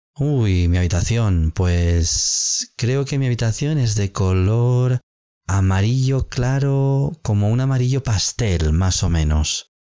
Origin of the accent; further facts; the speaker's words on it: Spain; en España tenemos una tradición de vestir ropa interior roja en el último día del año